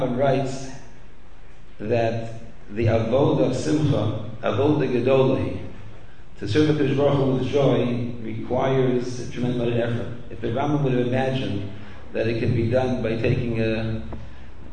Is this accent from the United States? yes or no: no; Canada; I grew up in Canada